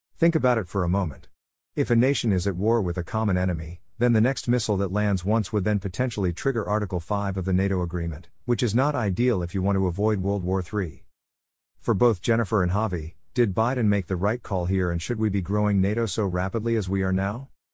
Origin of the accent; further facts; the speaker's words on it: New Jersey, United States; my home state